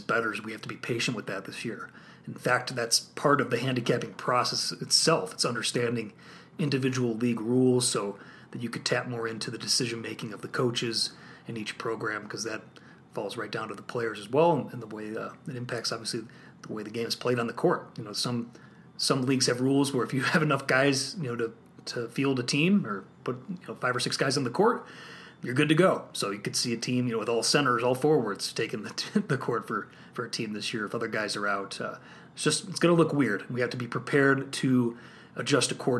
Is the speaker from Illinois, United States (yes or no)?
yes; Illinois, United States; I'm also from Illinois